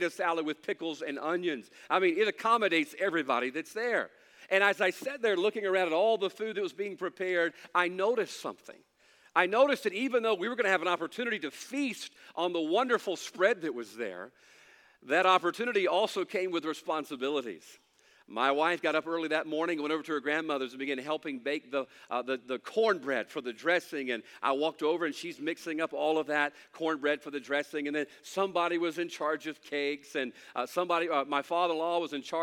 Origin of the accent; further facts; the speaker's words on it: United States; I'm thankful to be an American